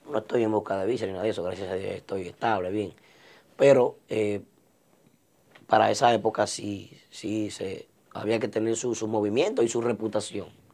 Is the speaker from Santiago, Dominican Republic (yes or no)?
yes; Santiago de los Caballeros, Santiago, Dominican Republic; now in New York, United States; me mudé para la zona de la Yapurumía y zona sur de Santiago